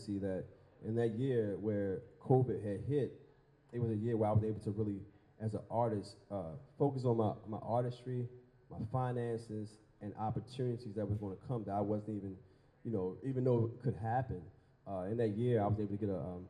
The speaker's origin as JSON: {"language": "English", "town": "Baltimore", "region": "Maryland", "country": "United States", "tie": "born or raised there", "said": "as a young dreamer in Baltimore growing up in East Baltimore"}